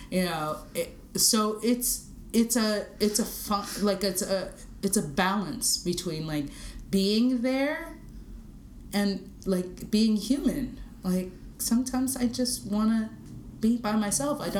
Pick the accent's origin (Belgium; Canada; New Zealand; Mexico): Canada; Toronto, Ontario; Like, no, I'm from Toronto.